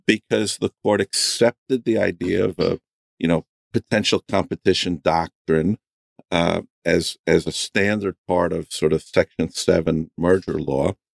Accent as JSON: {"language": "English", "region": "New York", "country": "United States", "tie": "born or raised there", "also_born_or_lived": "Cleveland", "said": "I grew up in New York"}